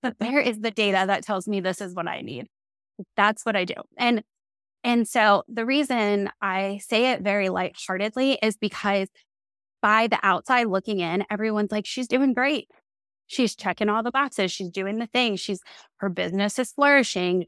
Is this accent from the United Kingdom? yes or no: no; Maryland, United States; I'm from Maryland